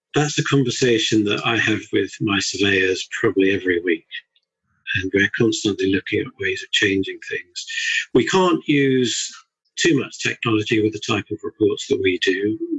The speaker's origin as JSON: {"language": "English", "area": "Surrey", "region": "South East England", "country": "United Kingdom", "also_born_or_lived": "Bedford", "said": "moved back down to South, which is where I'm from. My wife's actually a scout, so when I say I'm from Surrey"}